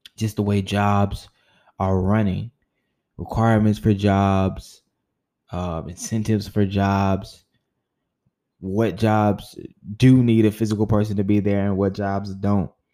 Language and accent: English; United States; the country that I, I, live in, the country that I was born in, which is North America